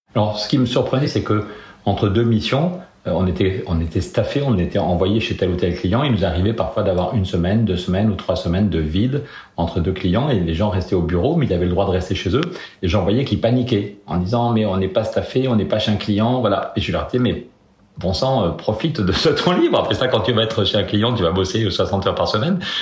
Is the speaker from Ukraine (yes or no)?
no; Périgueux, Nouvelle-Aquitaine, France; je suis né à Périgueux en 1964